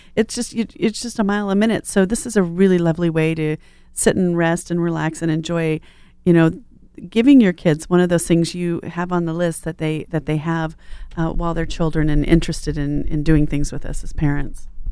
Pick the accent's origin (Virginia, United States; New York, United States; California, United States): California, United States; Riverside; I was a kid from Riverside